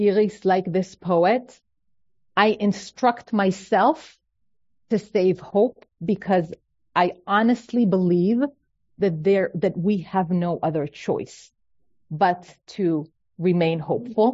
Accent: Israel; moved away as an adult; now in United States; I'm an Israeli.

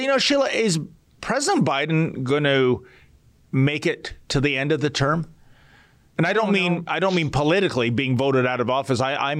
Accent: Missouri, United States; we're from Missouri, you know, the show me state.

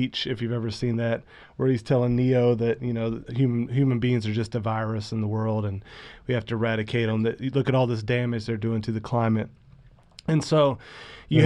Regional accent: United States; as an American

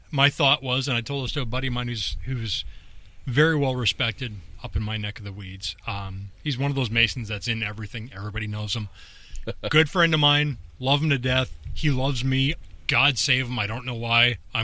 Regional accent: Northern Ireland, United Kingdom; But at the same time, I am Northern Irish, and I'm a deviant.

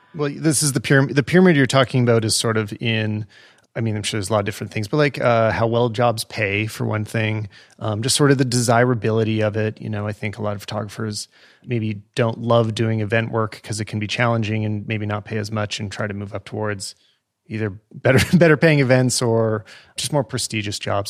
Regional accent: Western Canada, Canada; I grew up in Western Canada

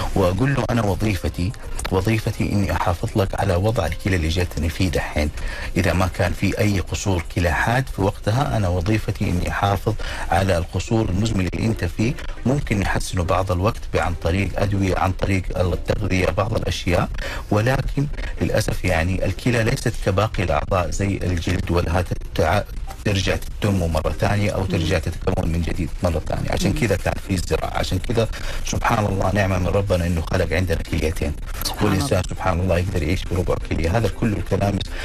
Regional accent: Saudi Arabia; عندنا في المجتمع الخليجي والمجتمع السعودي

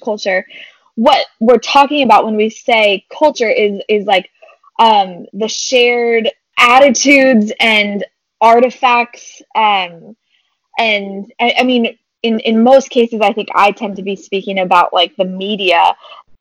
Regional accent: San Diego, California, United States; also born or lived in Phoenix, Arizona; I am originally from San Diego and have recently moved back to this area of Southern California after spending 5 beautiful years in the hot desert of Phoenix, Arizona

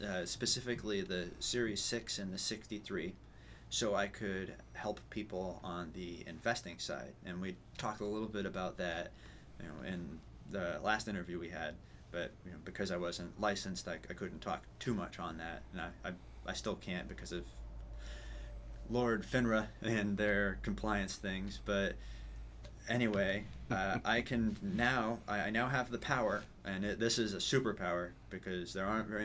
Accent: New Hampshire, United States; also born or lived in Penacook, Concord, New Hampshire / Lakes Region, New Hampshire; I'm a New Hampshire native, born and raised

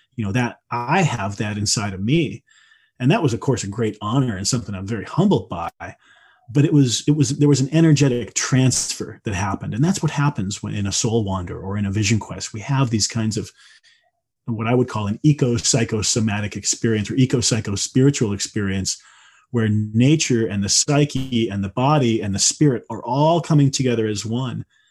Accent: Midwest, United States; I grew up in the Midwest, you know, in the eighties

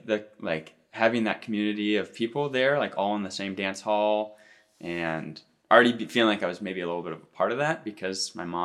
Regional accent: Seattle, Washington, United States; born or raised there

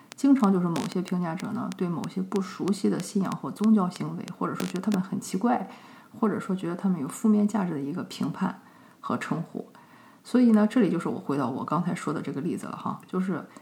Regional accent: China; 就像我们中国人，对吧？都会吃一些动物的内脏

